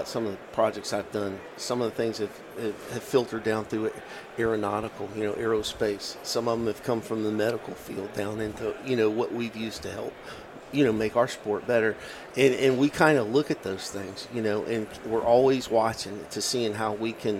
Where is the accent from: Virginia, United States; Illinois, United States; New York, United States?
Virginia, United States; my home state of Virginia